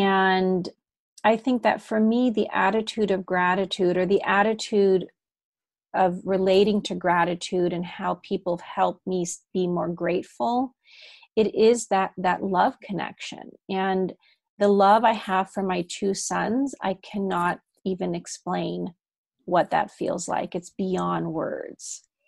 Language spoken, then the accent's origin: English; Germany; accent: German; first language German; also born or lived in Amsterdam, Netherlands; even though I speak English very well, German is actually my first language. I was born in Amsterdam. I spoke Dutch and English. And then I moved to Germany when I was 3 and a half, and I picked up German instantly.